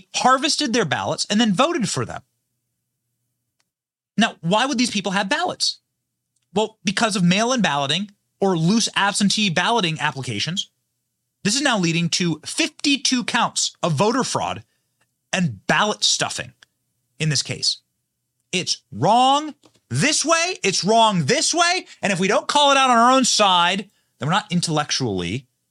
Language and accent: English; Iowa, United States; now in Florida, United States; my home state of Iowa